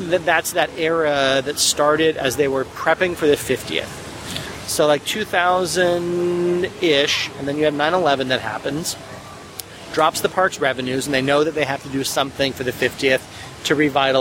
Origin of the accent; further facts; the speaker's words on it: Spokane, Washington, United States; moved away as an adult; I'm from Spokane.